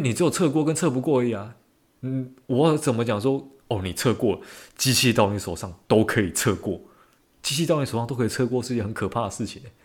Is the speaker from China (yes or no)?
no; Taiwan; 我原来是台湾人